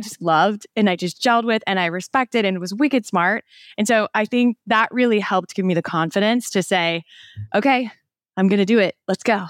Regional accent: Midwest, United States; moved away; my family that still was in my hometown, my very small hometown in the middle of the Midwest.

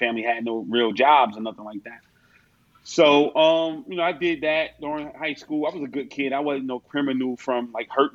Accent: North New Jersey, United States; growing up in North New Jersey, grew up in a family full of, you know, junkies

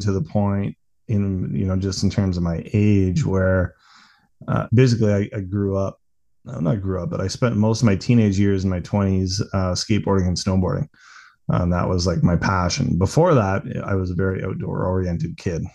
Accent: Bracebridge, Ontario, Canada; also born or lived in Newmarket, Ontario; we moved from the Newmarket area when I was nine years old up into a rural area east of Bracebridge, and that's where I grew up

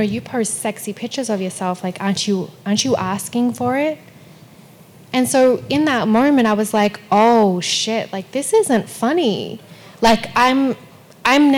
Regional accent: Melbourne, Victoria, Australia; moved away; also born or lived in Perth, Western Australia; I was born in Perth, which is Western Australia. Mm-hmm. But we moved to Melbourne when I was still a baby. So Melbourne's definitely my hometown.

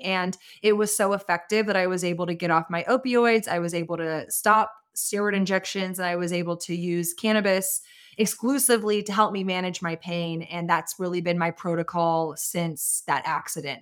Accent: Austin, Texas, United States; I was born and raised in Austin as well

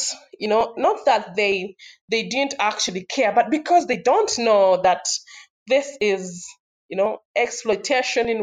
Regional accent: Jinja, Eastern Region, Uganda; I grew up in Jinja, was born in Jinja

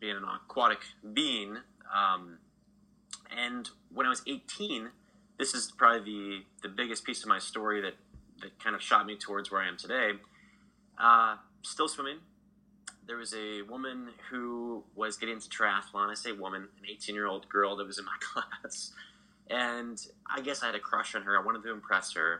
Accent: Texas, United States; I grew up in Texas

